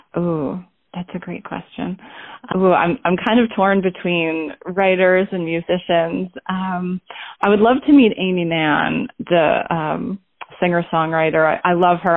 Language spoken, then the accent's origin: English; Basking Ridge, New Jersey, United States; I was born in Basking Ridge, New Jersey, or I guess that's where I lived from the time I was about one